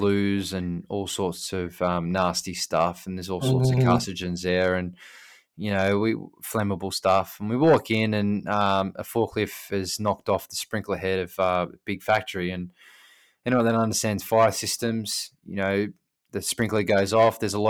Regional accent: New South Wales, Australia; moved away; my home state of New South Wales

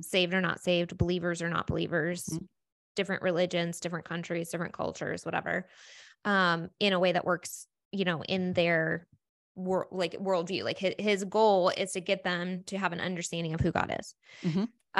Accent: United States; we live in America and we were raised in Christianity

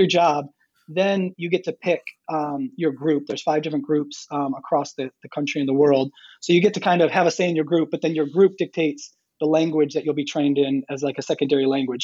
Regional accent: Michigan, United States; moved away as an adult; now in Apex, United States; grew up in Michigan, so um, from Michigan, I guess I can still say that.

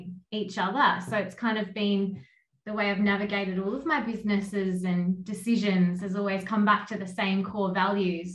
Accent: Kangaroo Island, South Australia, Australia; moved away; also born or lived in Adelaide; I'm from Kangaroo Island, so country girl at heart

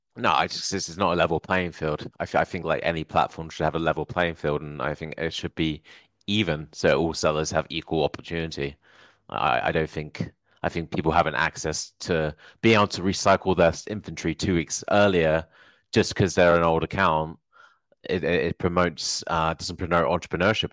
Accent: Hertfordshire, East of England, United Kingdom; moved away; I'm originally from Hertfordshire

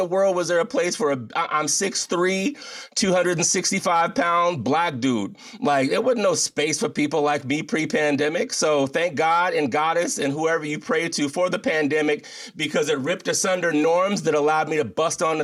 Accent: United States; as a Black man in the United States of America

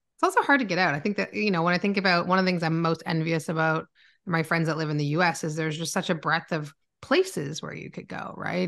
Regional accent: Oakville, Ontario, Canada; moved away as an adult; also born or lived in Toronto, Ontario, Canada; now in Barrie, Canada; I was born in Toronto, Ontario, Canada, um, but grew up in Oakville

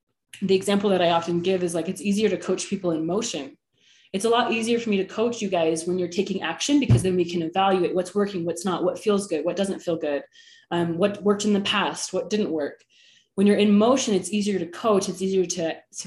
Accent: the Bay Area, California, United States; now in Utah, United States; I'm from the Bay Area

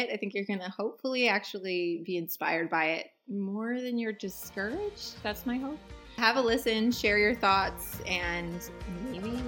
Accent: Erie, Pennsylvania, United States; the town I was born in Erie, Pennsylvania

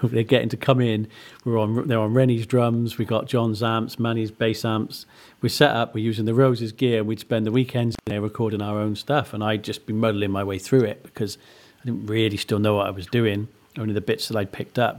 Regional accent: Monmouth, Wales, United Kingdom; growing up in Monmouth, everybody knows about Rockfield

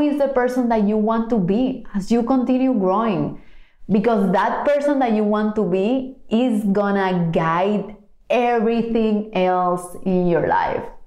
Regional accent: Cuba; moved away; growing up in Cuba

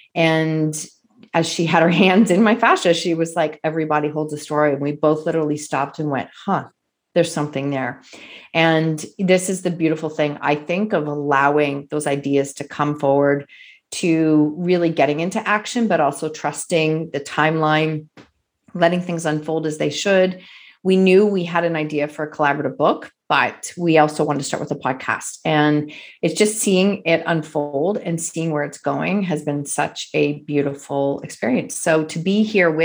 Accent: Kitchener-Waterloo, Ontario, Canada; I'm from Kitchener-Waterloo, Ontario, just up the road from Sue

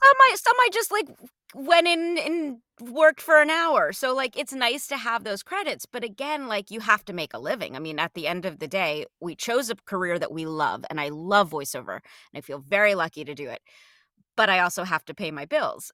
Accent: New Jersey, United States; I grew up in New Jersey right outside Manhattan

